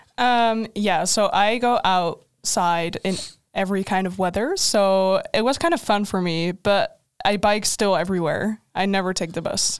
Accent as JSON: {"language": "English", "country": "Netherlands", "moved": "as an adult", "lives_now": "Linköping, Sweden", "said": "I'm Dutch"}